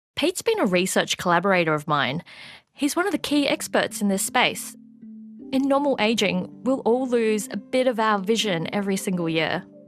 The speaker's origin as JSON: {"language": "English", "country": "Australia", "also_born_or_lived": "Melbourne", "said": "an Australian researcher studying a form of vitamin B three"}